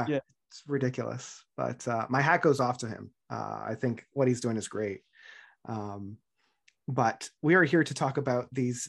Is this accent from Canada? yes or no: yes; Ontario, Canada; And as a Canadian, more specifically an Ontarian, I don't know if I could ever say that in any other context